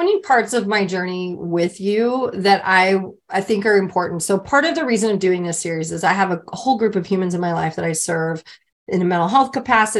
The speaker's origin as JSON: {"language": "English", "region": "Wyoming", "country": "United States", "tie": "born or raised there", "said": "growing up in Wyoming"}